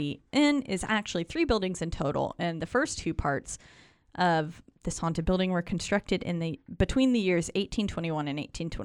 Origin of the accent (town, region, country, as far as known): North Carolina, United States